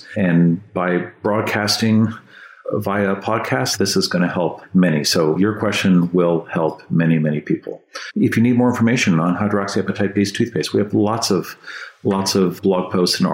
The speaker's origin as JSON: {"language": "English", "town": "San Francisco", "region": "California", "country": "United States", "tie": "born or raised there", "said": "I grew up in San Francisco and they had fluoridated water there"}